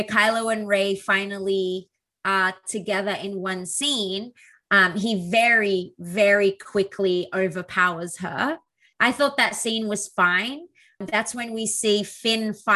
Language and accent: English; Australia; The problem with being an Aussie is I don't say the T